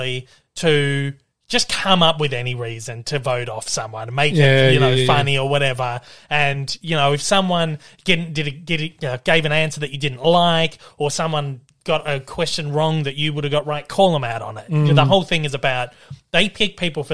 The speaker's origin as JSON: {"language": "English", "country": "Australia", "said": "what we call them in Australia"}